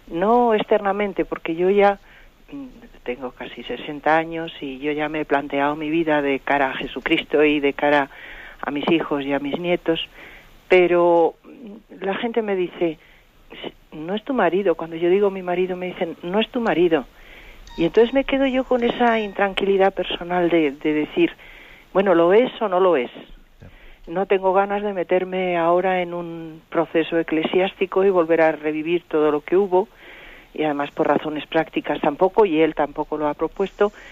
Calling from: Madrid, Community of Madrid, Spain; de Madrid.

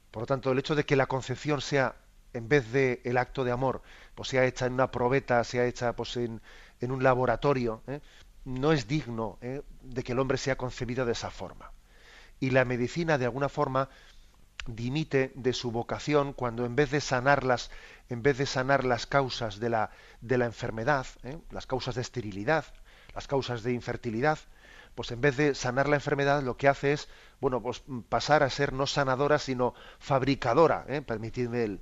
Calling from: Madrid, Community of Madrid, Spain; Soy … de Madrid.

